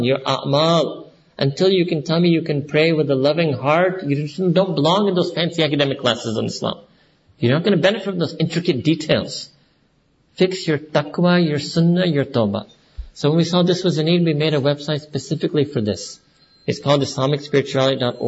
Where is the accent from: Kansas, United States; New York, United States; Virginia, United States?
New York, United States; moved away; I was born and raised in New York